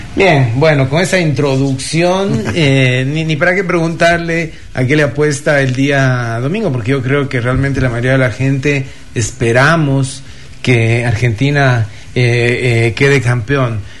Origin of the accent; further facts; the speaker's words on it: Ecuador; como ecuatorianos